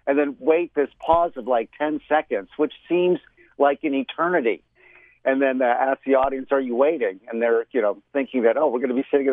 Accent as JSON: {"language": "English", "region": "Florida", "country": "United States", "tie": "born or raised there", "said": "I remember when I was a kid, living in Florida, growing up in Florida in my early childhood years"}